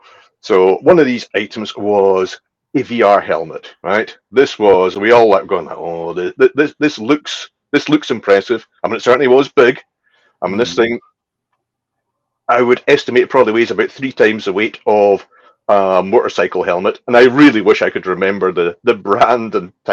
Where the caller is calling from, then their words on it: Isle of Skye, Scotland, United Kingdom; Well, I am coming in from Scotland. I'm actually on the Isle of Skye in Scotland, one of the rural communities.